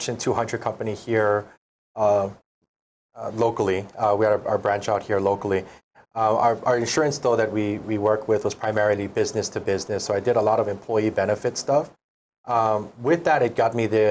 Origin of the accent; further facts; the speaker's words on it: the Big Island, Hawaii, United States; I'm from the Big Island originally.